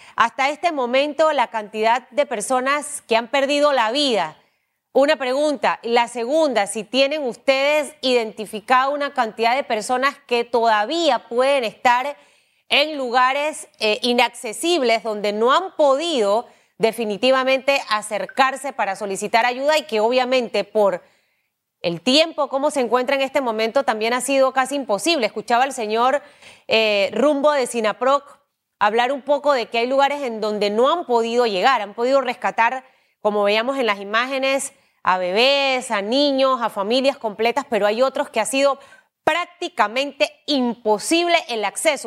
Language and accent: Spanish; Panama; Los panameños estamos hechos de acero